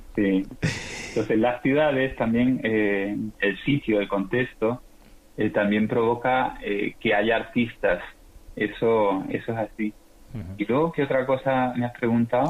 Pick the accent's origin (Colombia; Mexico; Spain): Spain; Seville, Andalusia; also born or lived in Rota / Chile; soy sevillano, aunque nací en Rota, pero fue, fue de casualidad. Estuve, nací un mes solo.